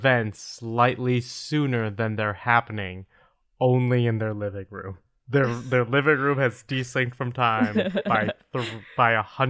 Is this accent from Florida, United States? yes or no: no; Omaha, Nebraska, United States; I realized they sound kind of like Spaghetti Works in my hometown, Omaha, Nebraska.